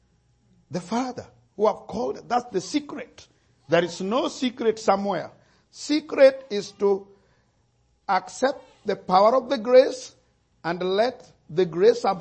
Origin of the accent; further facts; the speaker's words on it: Kenya; my situation as a Kenyan